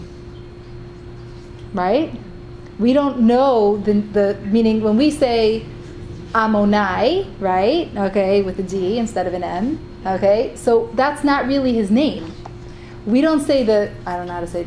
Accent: Cleveland, Ohio, United States; now in Israel; I grew up in Cleveland

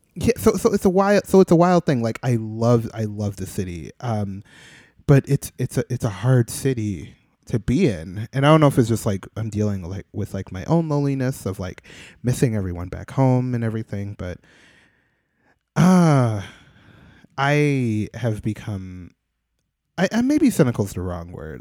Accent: Midwest, United States; now in New York, United States; I'm born and raised in the Midwest

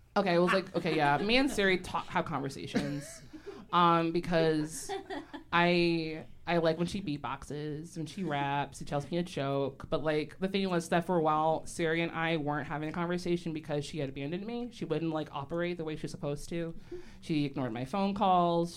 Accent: Chicago, Illinois, United States; I grew up in Hyde Park

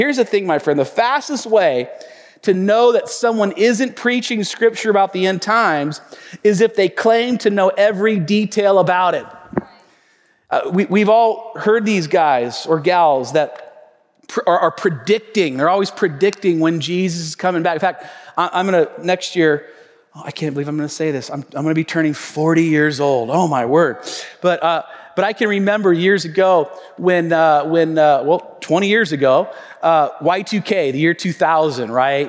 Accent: Tacoma, Washington, United States; my hometown, Tacoma, Washington

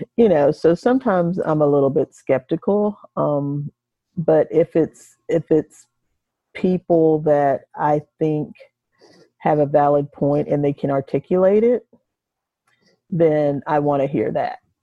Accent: United States; now in Nashville, United States; I've been in Nashville for 26 years, and um, I'm originally from Delaware, the eastern shore of Maryland

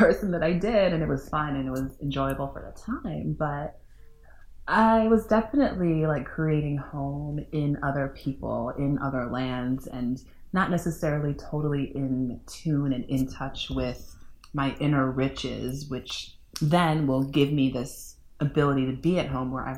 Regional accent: Northwest suburbs of Chicago, Illinois, United States; also born or lived in Upper Peninsula of Michigan / Trinidad and Tobago; now in Chicago, United States; I grew up in the Northwest suburbs and kind of a foreigner in the city of Chicago.

